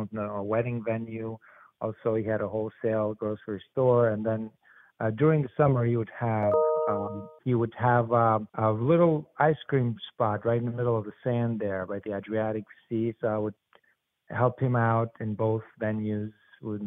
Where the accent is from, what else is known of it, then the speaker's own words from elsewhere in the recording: Albania; now in New Jersey, United States; My background of food, I mean, goes back from my home country, which is Albania